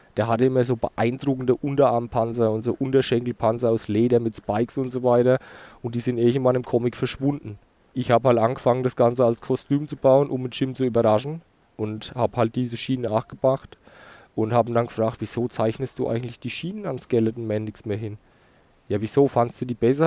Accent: Rhön, Germany; ich in meiner Kindheit in der Edeka gekauft habe, in Burgadroth in der Rhön.

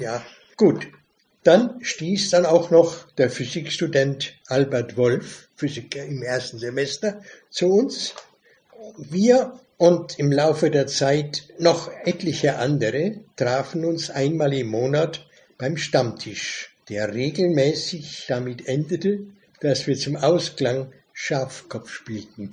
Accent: Weißbach, Bavaria, Germany; ich bin in einem kleinen Röndorf aufgewachsen in Weißbach

